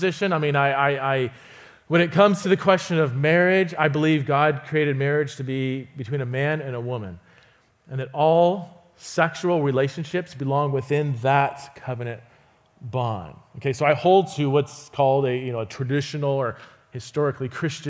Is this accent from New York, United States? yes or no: no; Fresno, California, United States; I grew up in Fresno, California